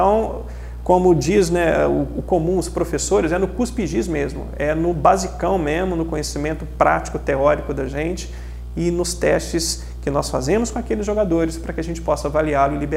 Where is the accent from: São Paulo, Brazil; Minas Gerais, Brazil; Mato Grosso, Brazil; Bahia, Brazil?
Minas Gerais, Brazil; Juiz de Fora; born there; eu sou nascido em Crado, Juiz de Fora. E eu sou um torcedor, cara, do futebol de Juiz de Fora.